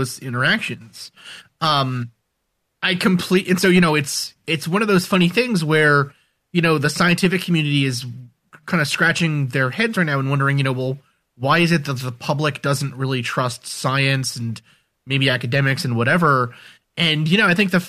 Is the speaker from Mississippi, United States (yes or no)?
no; New York City, New York, United States; I grew up in New York City